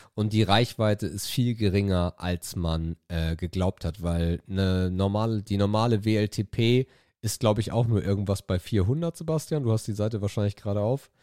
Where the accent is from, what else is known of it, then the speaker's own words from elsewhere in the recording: Itzehoe, Schleswig-Holstein, Germany; bei uns in Itzehoe